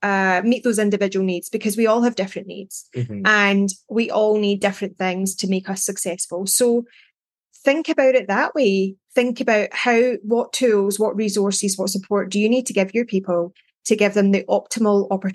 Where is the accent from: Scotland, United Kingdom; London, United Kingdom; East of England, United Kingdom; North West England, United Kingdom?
Scotland, United Kingdom; I am Scottish